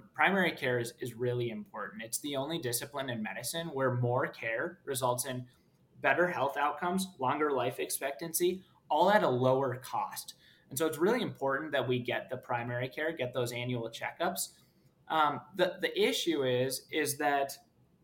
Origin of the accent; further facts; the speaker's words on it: Minneapolis, Minnesota, United States; I grew up in Minneapolis, Minnesota